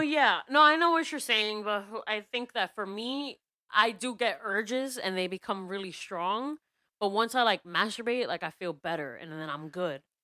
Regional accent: New York City, New York, United States; a lot of us New Yorkers were addicted to New York

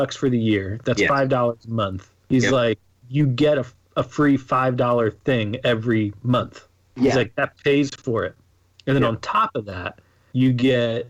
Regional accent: United States; I'm an American

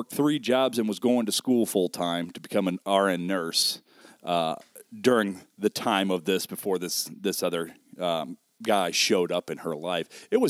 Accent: South Bend, Indiana, United States; Oh, man, I hail originally. Born here in South Bend. Grew up till the age of 10 on the south side of South Bend.

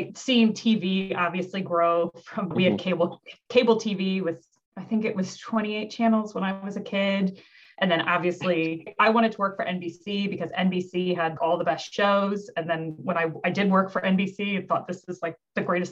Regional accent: Midwest, United States; moved away; I'm from the Midwest. In America, I'm really proud of coming from the Midwest

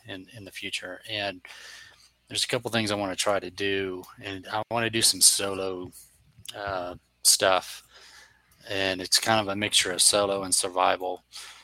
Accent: Florida, United States; also born or lived in Milford, Connecticut / North Carolina; So I know nothing but Florida and a little bit of North Carolina because I lived up there for a while

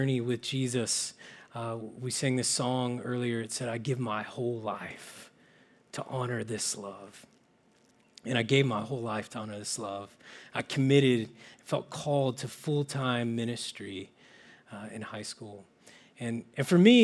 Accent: Oklahoma, United States; now in Menlo Park, United States; I'm originally from small towns in Oklahoma

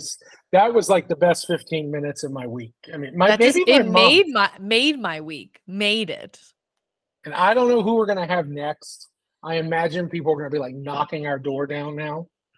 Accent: Atlanta, Georgia, United States; Yeah, so I grew up in Atlanta.

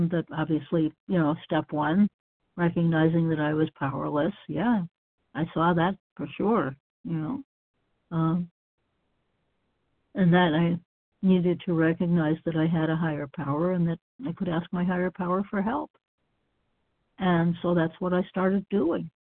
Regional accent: Massachusetts, United States; moved away as an adult; now in Florida, United States; I grew up in Massachusetts, and of course, Massachusetts is northern climate.

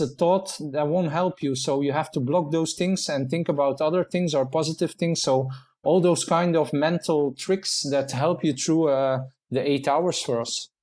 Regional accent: Menen, Flanders, Belgium; in my own town, in my hometown in, in Minen here in Belgium.

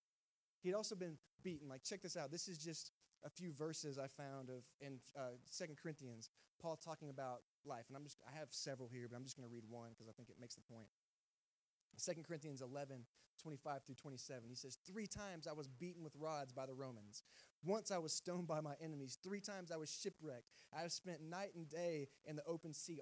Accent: Texas, United States; moved away as an adult; also born or lived in Georgia; I'm from Texas

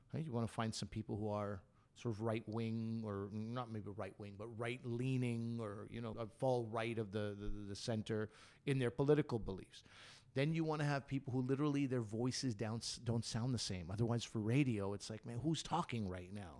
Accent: Canada; we're Canadian

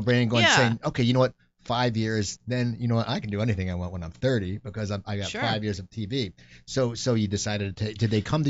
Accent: Cherry Hill, New Jersey, United States; And Clean and Sober was shot in a condominium complex called Chanticleer in my hometown of Cherry Hill.

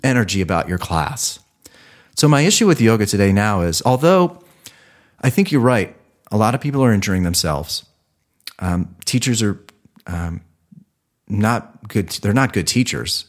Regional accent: Ohio, United States; moved away; I'm from Ohio

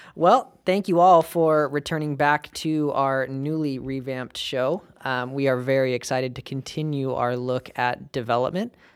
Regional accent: United States; we're American

